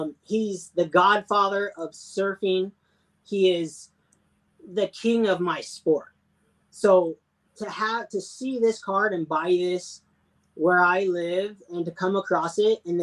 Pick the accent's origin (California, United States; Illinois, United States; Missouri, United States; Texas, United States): California, United States; Huntington Beach; I grew up in Huntington Beach, California